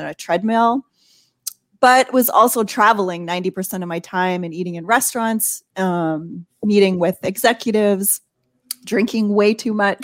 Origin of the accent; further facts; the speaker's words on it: Canada; moved away as an adult; now in Fort Worth, United States; I'm actually born and raised in Canada